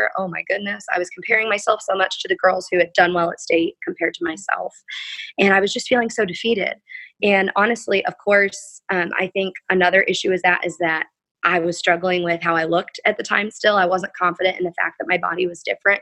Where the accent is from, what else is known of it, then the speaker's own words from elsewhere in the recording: Limberlost, Indiana, United States; I was Miss Limberlost preteen in my hometown.